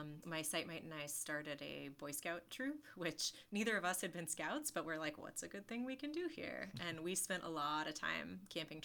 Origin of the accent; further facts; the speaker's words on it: Burnsville, North Carolina, United States; also born or lived in Chapel Hill, North Carolina / Colorado / Europe / Guatemala; I'm actually from Burnsville, which is a teenier little town further north in the mountains